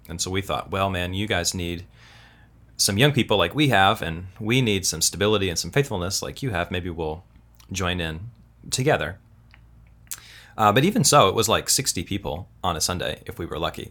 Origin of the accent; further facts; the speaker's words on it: Kansas City, United States; also born or lived in Tulsa, Oklahoma; now in California, United States; I was born in Kansas City, but I went to college in Tulsa, Oklahoma